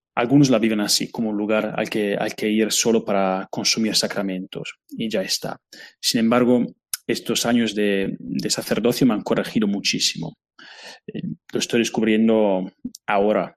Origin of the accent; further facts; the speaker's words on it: Italy; Spanish is a second language; moved away as an adult; now in Spain; yo soy italiano